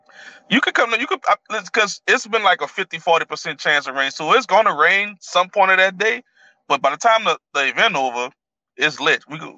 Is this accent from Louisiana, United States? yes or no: yes; New Orleans, Louisiana, United States; I'm from New Orleans.